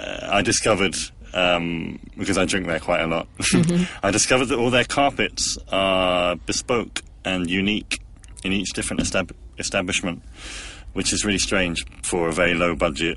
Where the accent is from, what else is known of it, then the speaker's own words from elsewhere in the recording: London, United Kingdom; accent: London; when I talk about football, my accent changes. It becomes more like London.